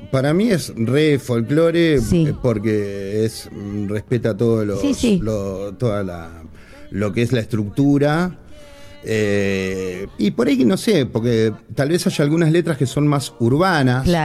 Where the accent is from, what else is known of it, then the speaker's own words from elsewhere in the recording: Buenos Aires, Argentina; yo nací aquí en Buenos Aires y mi viejo de Tostado, Santa Fe.